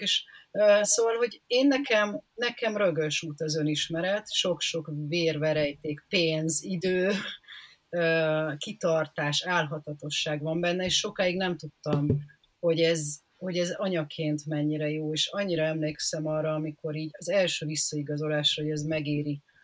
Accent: Szeged, Csongrád-Csanád, Hungary; now in Budapest, Hungary; amikor még én gyerek voltam, én Szegeden éltem

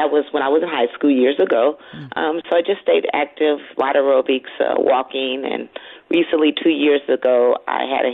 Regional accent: Los Angeles, California, United States; I grew up in Los Angeles

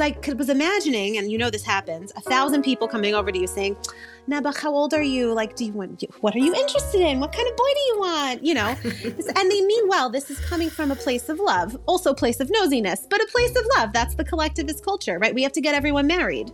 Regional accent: New York City, New York, United States; I grew up in Flatbush in what I now think of as a yeshivish community

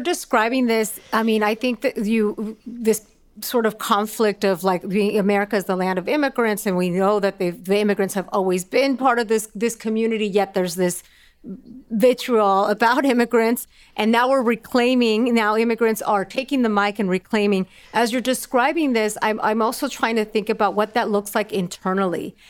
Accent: Los Angeles, California, United States; also born or lived in Mexico; I'm from California, that I'm from Los Angeles

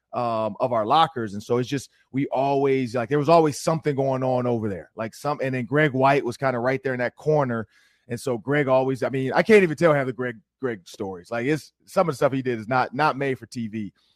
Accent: Detroit, Michigan, United States; moved away; coming out of Detroit, that's all we wore was Air Force Ones

